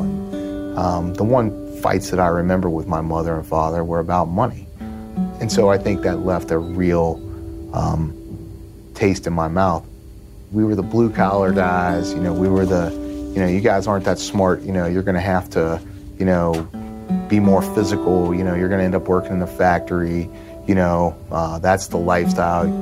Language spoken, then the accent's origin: English; Norwood, Ohio, United States; grew up in Norwood, Ohio. Uh, it's a suburb of Cincinnati